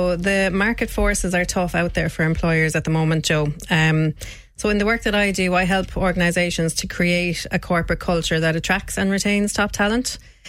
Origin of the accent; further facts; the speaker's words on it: Shannon, County Clare, Ireland; So I'm from Shannon originally.